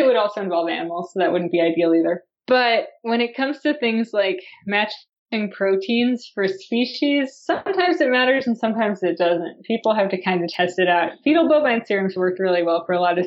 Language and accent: English; United States; as an American